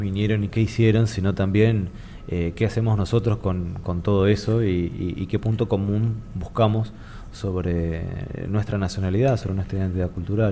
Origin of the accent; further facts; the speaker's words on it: Argentina; comunidad argentina